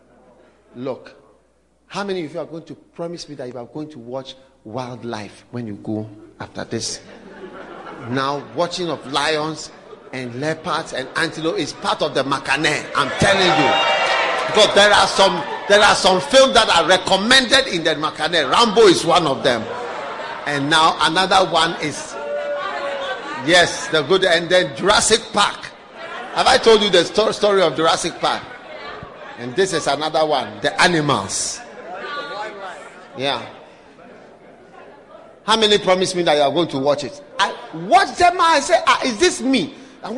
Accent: Ghana; I come from Africa.

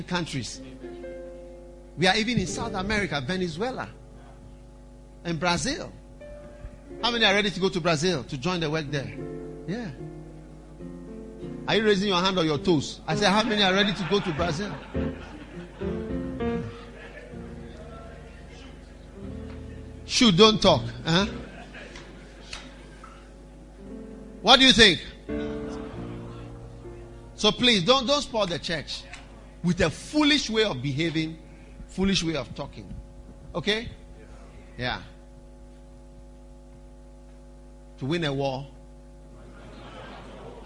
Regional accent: Ghana; our church in Accra

